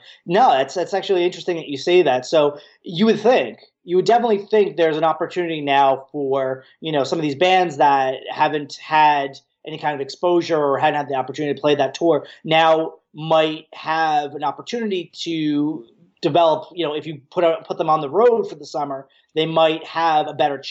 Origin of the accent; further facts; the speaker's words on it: New Jersey, United States; I grew up in New Jersey